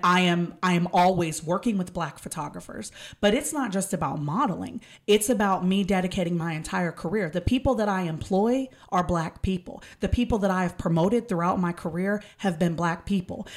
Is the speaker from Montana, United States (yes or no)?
no; Texas, United States; I am an hour and a half away from Jasper, Texas